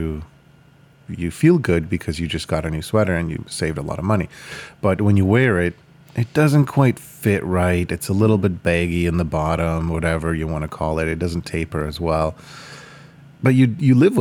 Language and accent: English; Ukraine; moved away; I was born in Ukraine